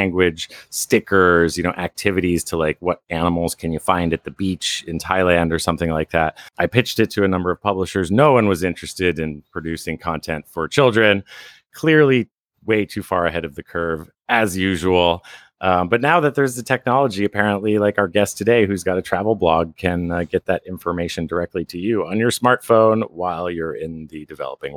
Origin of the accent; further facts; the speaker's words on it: Vermont, United States; I grew up in Vermont